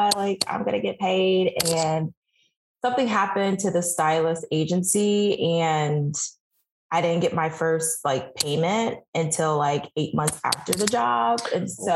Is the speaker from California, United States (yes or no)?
no; New York City, New York, United States; moved away as an adult; now in Washington, DC, United States; I am born and raised New Yorker, and I relocated to DC in 2017